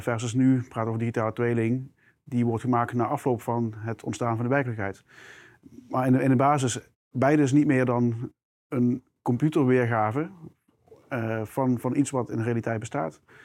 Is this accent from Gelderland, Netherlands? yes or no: no; South Limburg, Netherlands; je hoort misschien al mijn accent. Eh, ik, ik, kom uit Limburg, heel specifiek uit Zuid-Limburg.